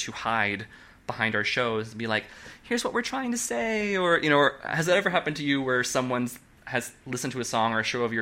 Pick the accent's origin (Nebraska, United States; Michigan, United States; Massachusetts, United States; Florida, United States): Nebraska, United States; moved away as an adult; also born or lived in Oklahoma City, Oklahoma; now in New York, United States; I'm from Nebraska. I grew up in a Catholic conservative family.